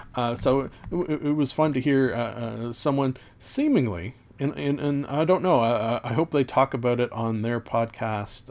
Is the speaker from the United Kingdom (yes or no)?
no; Canada; also born or lived in Ontario; being Canadian in a small town